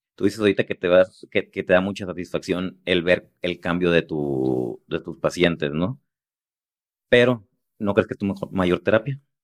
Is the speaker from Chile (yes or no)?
no; Los Mochis, Sinaloa, Mexico; moved away; me fui a la ciudad de los Mochis, a donde soy